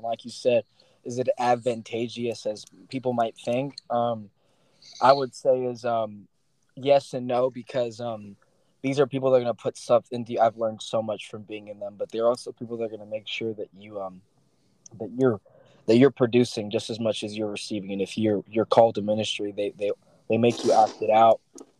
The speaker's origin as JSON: {"language": "English", "town": "San Diego", "region": "California", "country": "United States", "tie": "born there", "also_born_or_lived": "Sacramento", "said": "I was not born in Sacramento. I was born in San Diego, but I moved – for 3-year periods all my whole life."}